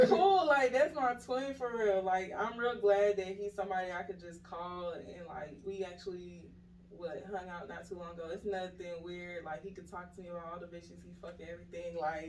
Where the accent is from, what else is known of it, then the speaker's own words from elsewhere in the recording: Atlanta, Georgia, United States; also born or lived in Brooklyn, New York; I'm originally from New York, Brooklyn, New York. Well, I was raised in Atlanta. I moved here when I was like 6 years old. So really, I'm raised here.